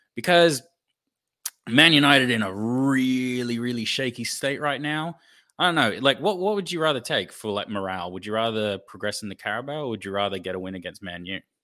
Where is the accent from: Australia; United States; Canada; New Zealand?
Australia; as an Australian fan